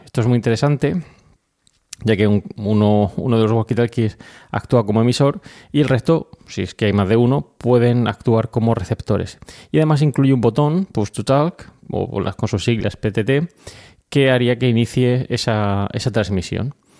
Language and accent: Spanish; Region of Murcia, Spain; muchos de los colaboradores de Milcar FM somos murcianos